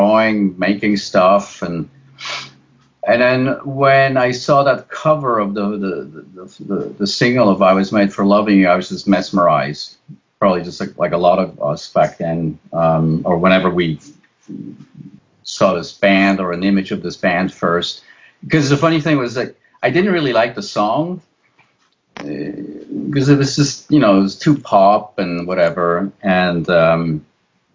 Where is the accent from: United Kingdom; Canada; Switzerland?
Switzerland; moved away; I'm originally from Switzerland.